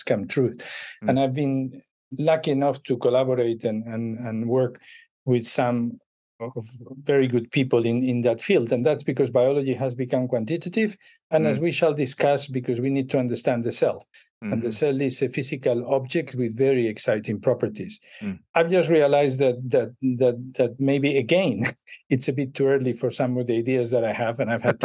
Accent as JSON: {"language": "English", "town": "Madrid", "region": "Community of Madrid", "country": "Spain", "tie": "born or raised there", "also_born_or_lived": "Chicago", "moved": "as an adult", "said": "I was born in Madrid, and I studied in Madrid my undergraduate"}